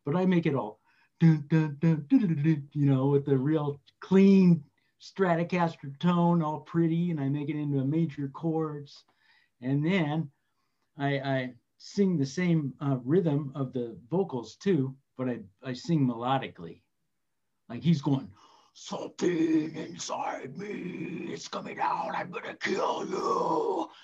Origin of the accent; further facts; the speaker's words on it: Redlands, California, United States; Just east of Los Angeles, about 70 miles in a little town called Redlands